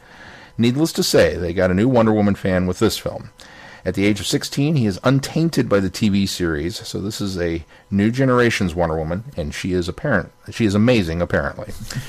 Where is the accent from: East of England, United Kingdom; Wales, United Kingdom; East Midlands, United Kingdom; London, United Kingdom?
East Midlands, United Kingdom; Nottingham; Robin Hood, I'm from Nottingham, by the way, Westerns, and Superman.